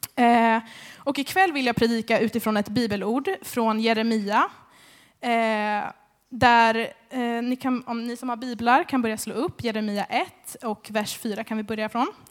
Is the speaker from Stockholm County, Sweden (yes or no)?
yes; Märsta, Stockholm County, Sweden; moved away as an adult; now in Skövde, Sweden; Jag är från Stockholm egentligen, Märsta